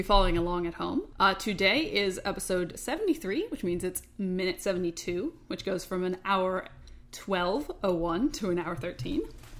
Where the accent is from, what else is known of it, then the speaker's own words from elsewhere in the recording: Seattle, Washington, United States; I'm from Seattle